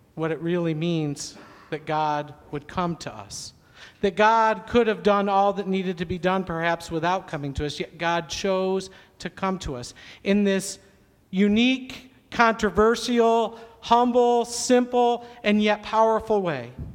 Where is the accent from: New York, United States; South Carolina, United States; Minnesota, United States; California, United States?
New York, United States; Syracuse; I grew up in Syracuse, New York, kind of in the Finger Lakes region